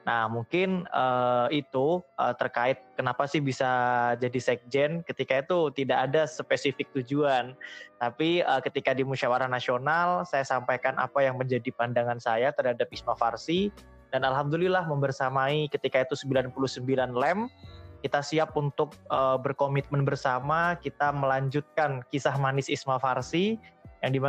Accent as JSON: {"language": "Indonesian", "town": "Rembang", "region": "Central Java", "country": "Indonesia", "tie": "born there", "said": "saya lahir di Rembang, uh, Jawa Tengah pada tanggal 16 Juni pada tahun 2000."}